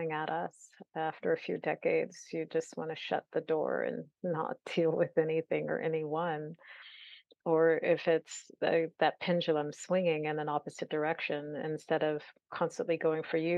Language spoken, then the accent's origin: English; California, United States; as a Californian